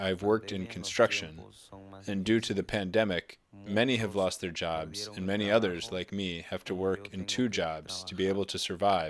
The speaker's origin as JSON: {"language": "English", "country": "Mexico", "moved": "yes", "lives_now": "United States", "said": "I'm a member of Workers' Justice Project. I'm from Mexico, and I came to the United States 20 years ago."}